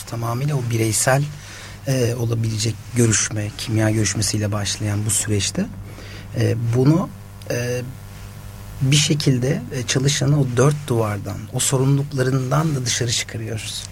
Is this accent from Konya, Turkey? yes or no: no; Osmaniye, Turkey; ben de Osmaniyeliyim